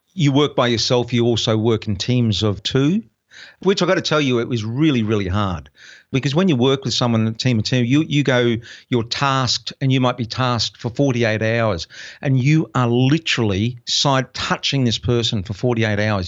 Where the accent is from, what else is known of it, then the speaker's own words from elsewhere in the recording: Brisbane, Queensland, Australia; moved away as an adult; my hometown of Brisbane